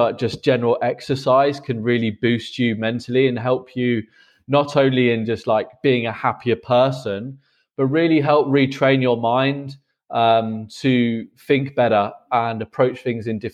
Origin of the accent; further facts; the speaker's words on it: England, United Kingdom; moved away as an adult; now in Berlin, Germany; I'm currently based in Berlin, but I am from England.